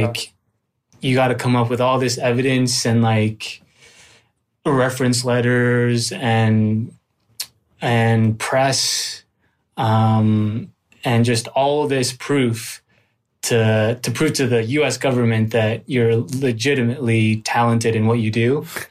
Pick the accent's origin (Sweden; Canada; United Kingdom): Canada; Richmond, British Columbia; moved away as an adult; also born or lived in Manila, Philippines; now in Los Angeles, United States; I was born in the Philippines, on Manila, and then I went over to, to Vancouver, or specifically, more specifically Richmond, British Columbia, uh, when I was three.